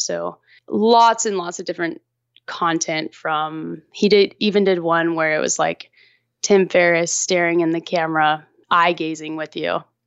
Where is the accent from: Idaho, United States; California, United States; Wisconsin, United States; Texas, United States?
Texas, United States; Austin; also born or lived in Los Angeles; decided to move back to Austin, my hometown, and moved back here